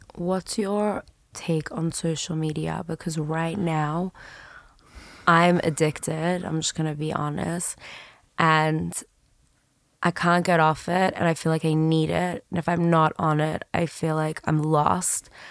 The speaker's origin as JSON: {"language": "English", "town": "Sydney", "region": "New South Wales", "country": "Australia", "tie": "born or raised there", "moved": "yes", "said": "I'm from Sydney"}